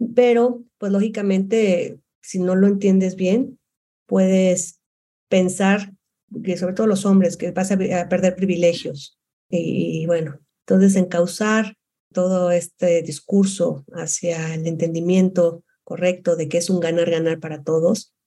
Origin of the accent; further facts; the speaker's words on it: Guadalajara, Jalisco, Mexico; moved away as an adult; also born or lived in Monterrey; yo soy de Guadalajara